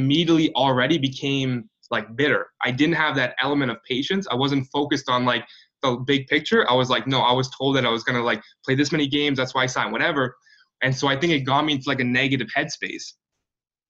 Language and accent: English; Kitchener, Ontario, Canada; I grew up in Kitchener, which is about an hour west of Toronto.